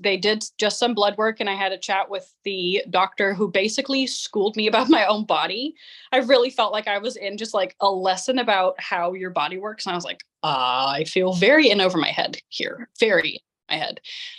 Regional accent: Amsterdam, North Holland, Netherlands; Holland, Amsterdam.

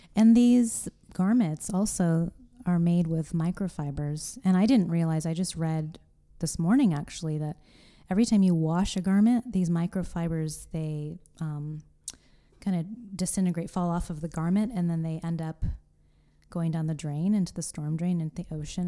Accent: California, United States; moved away; my home state.

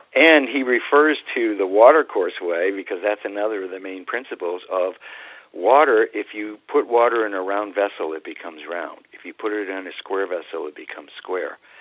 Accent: New England, United States; I grew up in New England

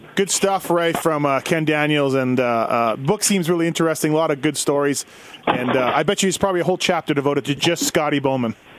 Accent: Canada; me growing up in Canada

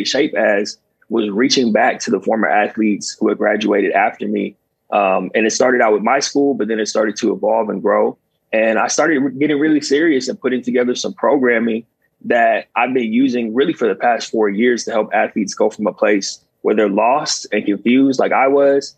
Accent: Southern California, United States; also born or lived in Long Island, New York; came back home to Southern California where I'm from

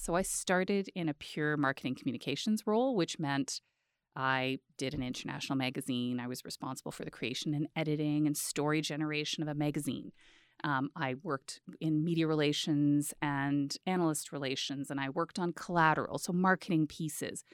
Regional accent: Edmonton, Alberta, Canada; born or raised there; moved away as an adult; also born or lived in Peace River / Calgary / Ottawa

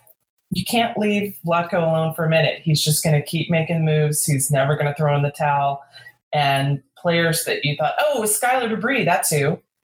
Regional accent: Houston, Texas, United States; we kind of have to go to, you know, my hometown team, the Dash.

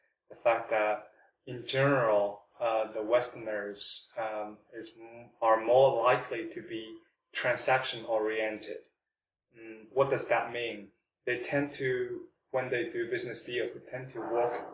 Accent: Shanghai, China; also born or lived in Belgium / India / United States; born and raised in Shanghai

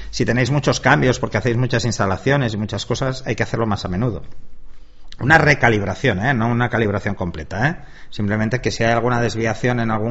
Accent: Palma, Balearic Islands, Spain; yo nací en Palma de Mallorca, que eso mucha gente no lo sabe.

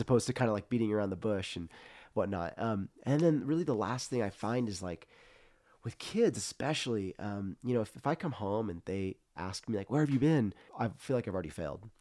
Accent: Central Coast, California, United States; growing up in the Central Coast was interesting

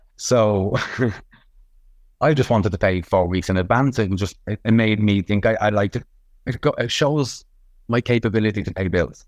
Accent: Dublin, Leinster, Ireland; I'm from Ballymun

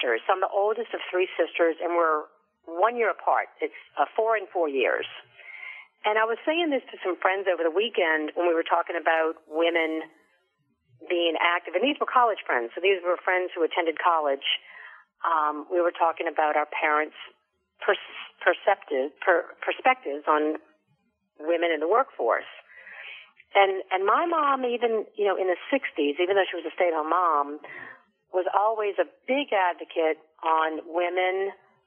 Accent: New Orleans, Louisiana, United States; we grew up doing things in New Orleans

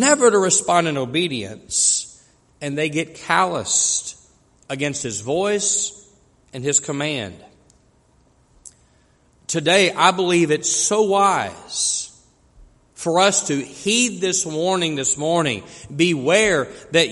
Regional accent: West Texas, United States; growing up in the West Texas oil fields

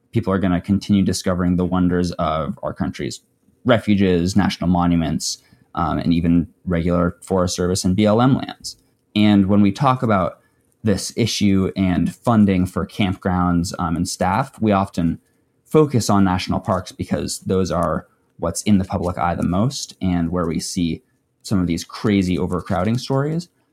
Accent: Wyoming, United States; I grew up in Wyoming

